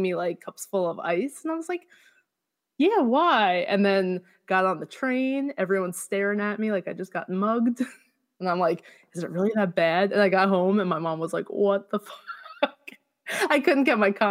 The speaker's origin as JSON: {"language": "English", "region": "New York", "country": "United States", "also_born_or_lived": "Towson, Maryland", "moved": "as an adult", "said": "I'm from New York"}